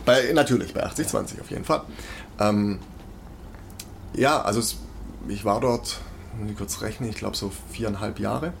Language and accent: German; Weissach, Baden-Württemberg, Germany; now in Stuttgart, Germany; ich komme aus Weissach, ich bin am Entwicklungszentrum, ich bin mit Porsche quasi mhm. aufgewachsen. Das war wirklich also direkt vor der Haustür